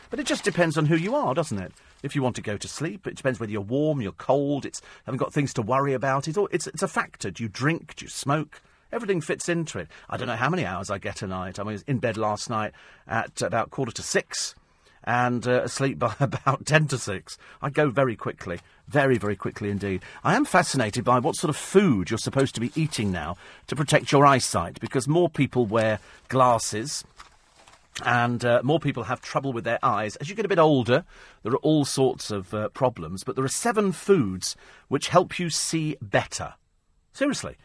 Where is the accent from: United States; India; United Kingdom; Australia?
United Kingdom; we're British